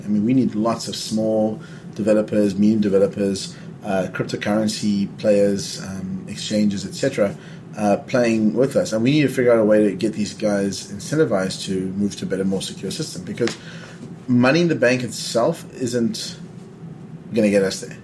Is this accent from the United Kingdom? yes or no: no; South Africa; I'm you know from South Africa. I grew up under apartheid